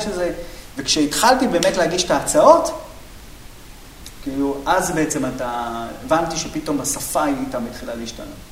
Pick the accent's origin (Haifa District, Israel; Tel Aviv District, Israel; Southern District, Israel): Tel Aviv District, Israel; Bat Yam; אני גדלתי בבת ים